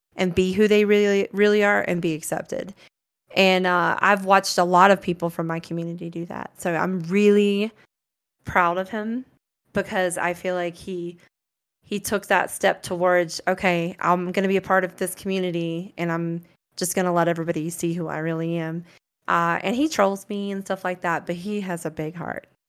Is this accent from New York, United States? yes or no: no; Branford, Florida, United States; moved away as an adult; now in Colorado, United States; I grew up in Florida with the Sticks and the Gators